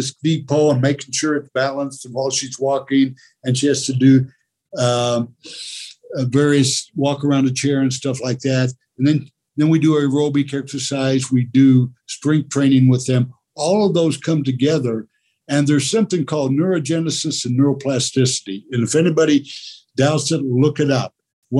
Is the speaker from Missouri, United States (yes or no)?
no; Oklahoma, United States; But growing up in Oklahoma in the 9th grade, University of Oklahoma had won 47 football games in a row.